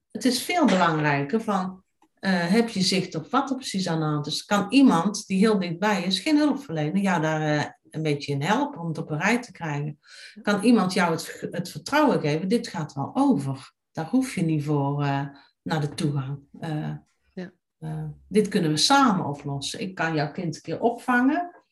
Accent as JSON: {"language": "Dutch", "town": "Tilburg", "region": "North Brabant", "country": "Netherlands", "said": "Maar mijn roots liggen in Tilburg. En ik ken echt ik ken Tilburg vanavond tot gort."}